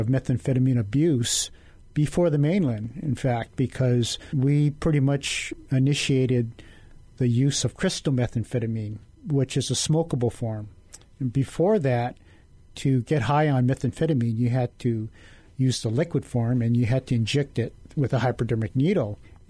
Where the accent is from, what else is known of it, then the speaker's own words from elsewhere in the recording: Maui, Hawaii, United States; I come from Maui. My rural districts, you know, Molokai, Lanai